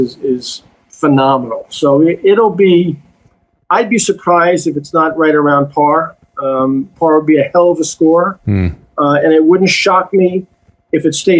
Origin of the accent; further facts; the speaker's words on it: Long Island, New York, United States; moved away; So I've been back to Long Island a couple of times. That was home. That's where I grew up on the East End.